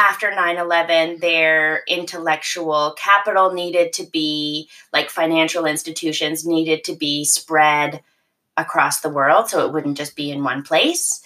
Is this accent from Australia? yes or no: no; the Maritimes, Canada; moved away as an adult; also born or lived in United Kingdom; now in Toronto, Canada; I was born and raised in the Maritimes, and uh, I moved to Toronto after university.